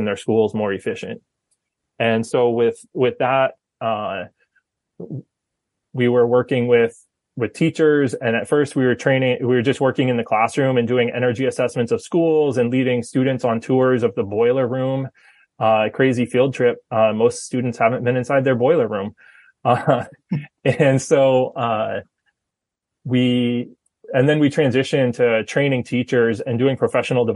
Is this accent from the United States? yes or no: yes; Fryeburg, Maine, United States; I grew up in Maine. So I grew up in Freiburg and went to Freiburg Academy